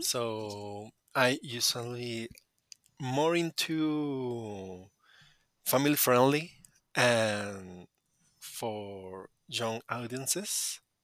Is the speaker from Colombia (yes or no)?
yes; Colombia; English is a second language; I'm from Colombia